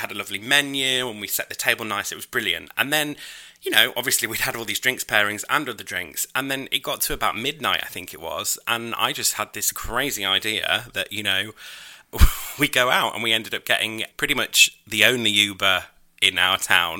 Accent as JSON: {"language": "English", "country": "United Kingdom", "said": "I'm British."}